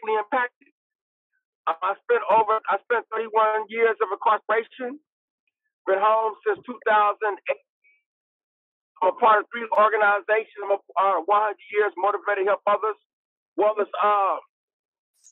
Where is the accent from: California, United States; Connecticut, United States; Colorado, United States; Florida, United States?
California, United States; Richmond; I'm of Richmond, California